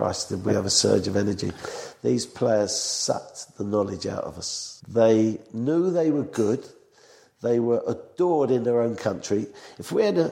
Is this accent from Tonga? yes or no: no; England, United Kingdom; I'm from England.